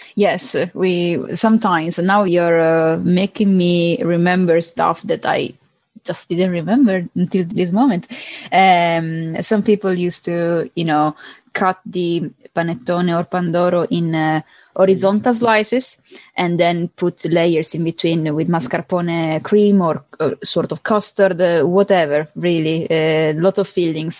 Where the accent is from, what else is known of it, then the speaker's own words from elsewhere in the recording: Palermo, Sicily, Italy; English is a second language; I'm from Palermo, I'm from Sicily